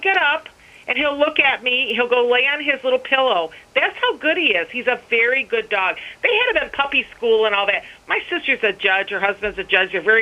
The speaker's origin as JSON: {"language": "English", "country": "United States", "said": "I'm an American. I may be an Arab, but I am a strong American."}